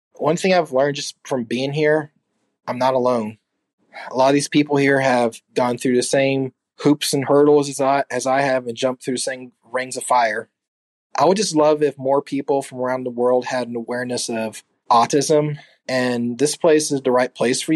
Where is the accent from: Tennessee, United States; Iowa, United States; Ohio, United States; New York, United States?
Tennessee, United States; Gallatin; I'm from Gallatin, Tennessee